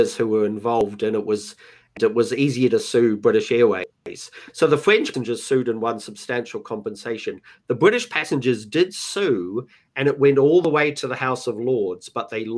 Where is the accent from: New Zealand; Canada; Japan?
New Zealand; moved away; also born or lived in Los Angeles, United States / United Kingdom; I'm a Kiwi, I've spent most of my life abroad